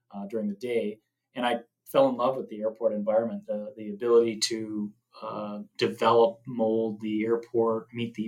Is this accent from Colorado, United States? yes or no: no; Wisconsin, United States; moved away as an adult; also born or lived in St. Cloud, Minnesota; now in Thief River Falls, United States; I'm originally from Wisconsin and moved to the great state of Minnesota when I was 18